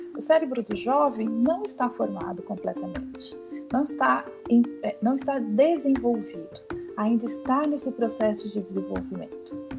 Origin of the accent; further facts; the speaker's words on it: Brazil; Assim como nós brasileiros